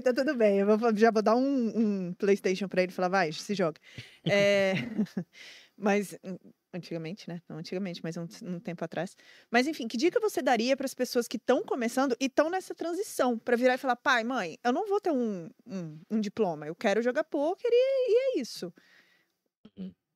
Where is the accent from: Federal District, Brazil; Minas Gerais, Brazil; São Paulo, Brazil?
Federal District, Brazil; Brasília; eu também sou de Brasília